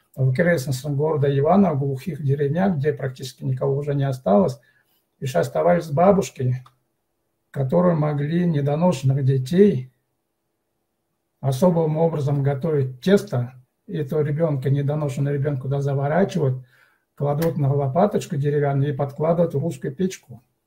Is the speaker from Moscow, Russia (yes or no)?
no; Altai Krai, Russia; мы, как коренное население